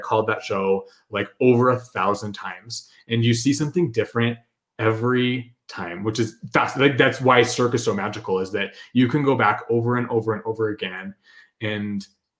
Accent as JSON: {"language": "English", "town": "Houston", "region": "Texas", "country": "United States", "lives_now": "Las Vegas, United States", "said": "well, I'm from Houston, but I live in Vegas, even though we'd been there, you know, for years and years and years."}